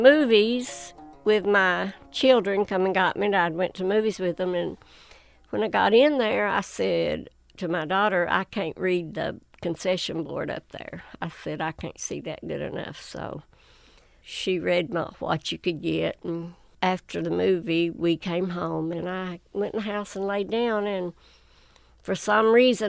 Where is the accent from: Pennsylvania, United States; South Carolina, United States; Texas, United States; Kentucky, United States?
Kentucky, United States; Whitesburg; born or raised there